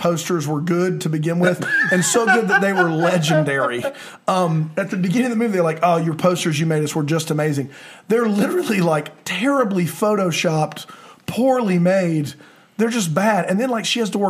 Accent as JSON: {"language": "English", "town": "Columbia", "region": "South Carolina", "country": "United States", "also_born_or_lived": "Greenville, South Carolina", "said": "I'm from Columbia, South Carolina. I live in Greenville, South Carolina."}